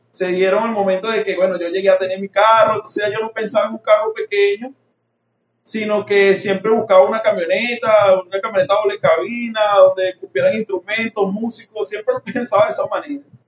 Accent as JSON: {"language": "Spanish", "town": "San Mateo", "region": "Aragua", "country": "Venezuela", "tie": "born or raised there", "also_born_or_lived": "La Victoria, Aragua", "said": "Me crié en el pueblo de San Mateo"}